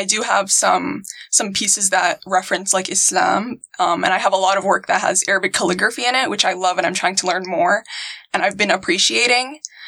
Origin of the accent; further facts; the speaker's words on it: Virginia, United States; moved away; also born or lived in Houston, Texas; I was born and raised in Virginia